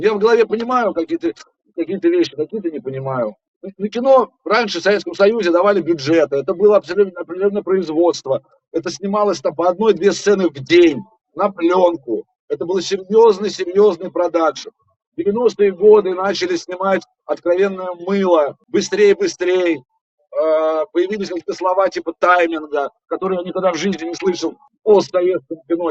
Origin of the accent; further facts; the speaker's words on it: Russia; я русский артист